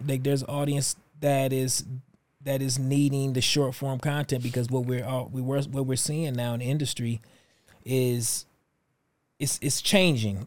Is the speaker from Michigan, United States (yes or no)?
yes; Detroit, Michigan, United States; moved away; Detroit's my hometown